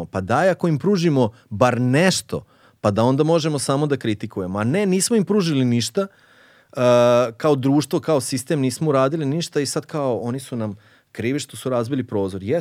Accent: Mišićevo, Vojvodina, Serbia; ja sam rođen u Mišićevu, to je jedno selo u, tamo najmanje selo u opštini Subotici.

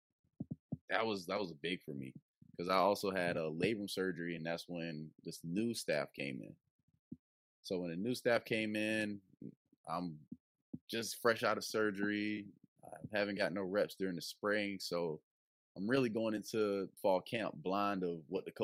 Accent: Kingstree, South Carolina, United States; also born or lived in Greeleyville, South Carolina; I am from King Street, South Carolina. I am alumni of C. Murray High School, located in Greeleyville, South Carolina. Winsburg County is a small county near Charleston, the Monk's Corner area. That's where I basically grew up my whole life, in a small rural town

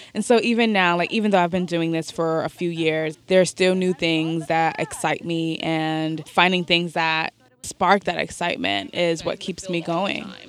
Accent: New York City, New York, United States; I grew up in Bed-Stuy, Brooklyn, which is not a location that is along the waterfront

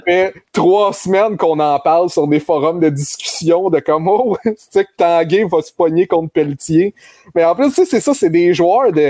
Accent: Granby, Quebec, Canada; moved away; je venais de Grenby

